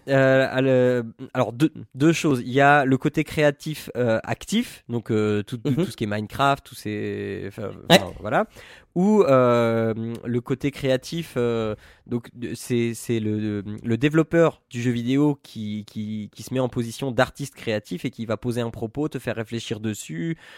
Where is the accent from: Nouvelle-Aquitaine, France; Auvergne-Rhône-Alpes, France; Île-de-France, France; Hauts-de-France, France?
Hauts-de-France, France; Picardy; Picardie, tout ça, c'est ma terre natale